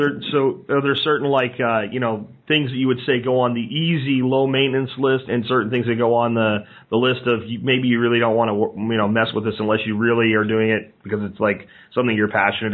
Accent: central Pennsylvania, United States; I grew up in the Northeast in central Pennsylvania.

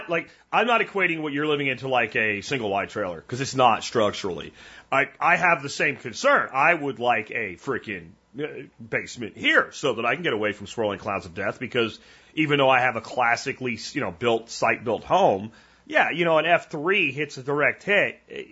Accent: Pennsylvania, United States; like the house I grew up in Pennsylvania had a half basement.

